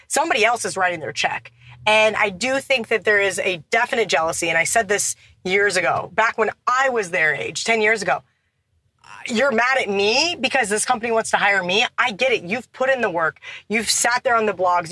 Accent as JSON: {"language": "English", "region": "Kansas", "country": "United States", "tie": "born or raised there", "moved": "as an adult", "lives_now": "Las Vegas, United States", "said": "growing up in Kansas"}